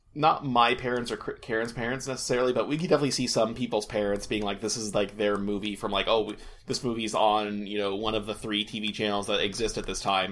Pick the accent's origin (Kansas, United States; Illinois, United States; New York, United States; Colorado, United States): Kansas, United States; Topeka; moved away; I'm originally from Kansas, and Topeka